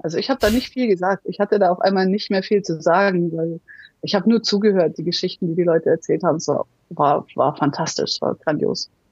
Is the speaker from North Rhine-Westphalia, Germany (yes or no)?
no; Munich, Bavaria, Germany; Ich bin in München geboren, die Alpen vor der Tür. Also ich war schon immer viel in den Bergen unterwegs